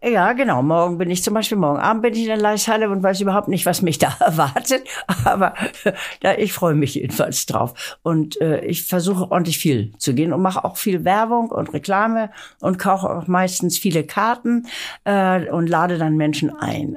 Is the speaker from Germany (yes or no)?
yes; Lübeck, Schleswig-Holstein, Germany; now in Hamburg, Germany; ich bin in Lübeck aufgewachsen